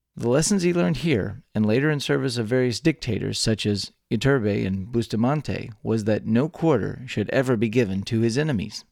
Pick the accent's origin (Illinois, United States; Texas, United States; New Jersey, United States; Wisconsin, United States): Texas, United States; born or raised there